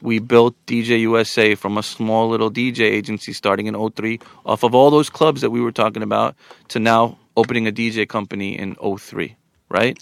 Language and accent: English; Long Island, New York, United States; also born or lived in Queens; I was raised in Long Island, but always with an affinity to Queens